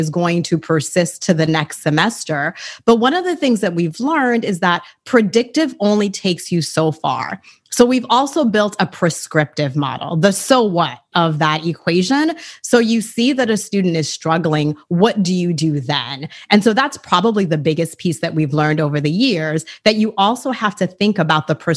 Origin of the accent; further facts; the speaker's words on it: Boston, Massachusetts, United States; English is a second language; also born or lived in Haiti; I was raised in inner city Boston by my beloved late grandmother and my parents. English is my third language